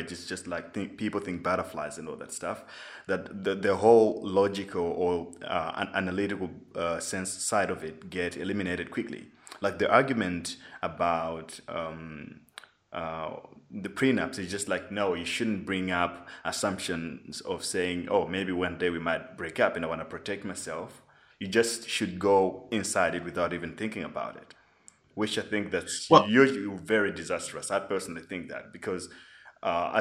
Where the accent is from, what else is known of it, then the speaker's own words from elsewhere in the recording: Malawi; I grew up in Malawi